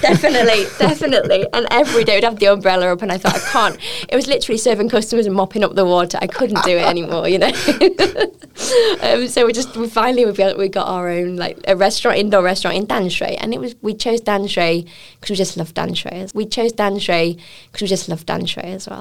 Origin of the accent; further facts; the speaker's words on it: United Kingdom; moved away as an adult; now in Taiwan; I'm a British chef.